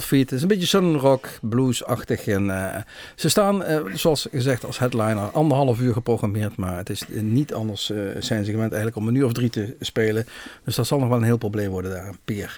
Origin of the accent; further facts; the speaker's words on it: Netherlands; wij uit Nederland kwamen